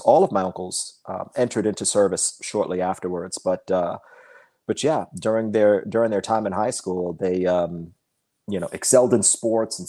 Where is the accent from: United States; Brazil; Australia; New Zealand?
United States; Long Island, New York; also born or lived in Florida; I was 11 when I moved back to Long Island